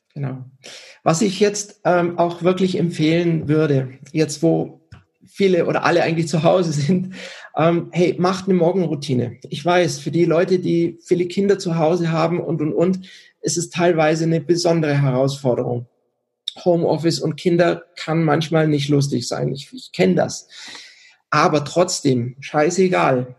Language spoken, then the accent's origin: German; Germany; also born or lived in Switzerland; now in Garmisch-Partenkirchen, Germany; ich bin in der Schweiz geboren, aber in Deutschland aufgewachsen